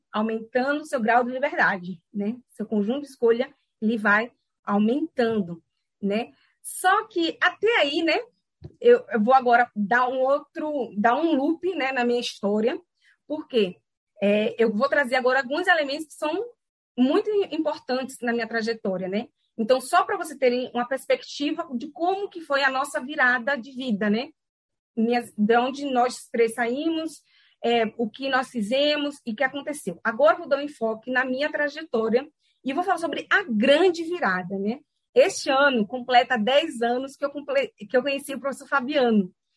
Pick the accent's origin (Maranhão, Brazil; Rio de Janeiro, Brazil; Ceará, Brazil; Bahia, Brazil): Bahia, Brazil; Salvador; moved away as an adult; also born or lived in São Paulo; na onde eu nasci, né, no Lobato, né, lá no subúrbio